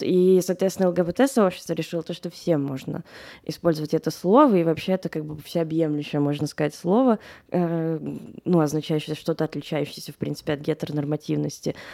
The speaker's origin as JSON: {"language": "Russian", "region": "Moscow", "country": "Russia", "tie": "born or raised there", "said": "я выросла в Москве"}